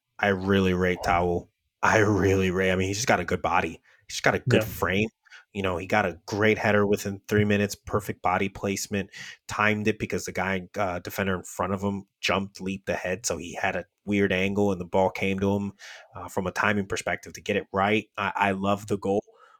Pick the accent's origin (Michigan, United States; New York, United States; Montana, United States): New York, United States; Queens; I'm from Queens.